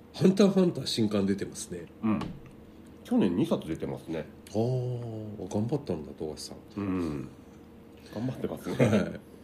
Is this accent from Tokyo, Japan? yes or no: no; Takasaki, Gunma, Japan; 地元の高崎